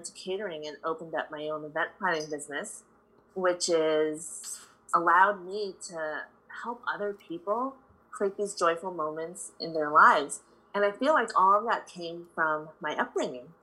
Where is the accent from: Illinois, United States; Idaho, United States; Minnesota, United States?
Illinois, United States; Chicago; I grew up in Chicago. My parents immigrated here from the Philippines